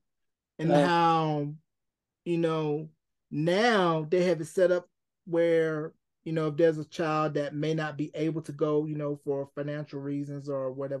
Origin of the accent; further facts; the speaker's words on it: the South, United States; being from the South, you know, you and I, we can both relate how being from the South and being a Southerner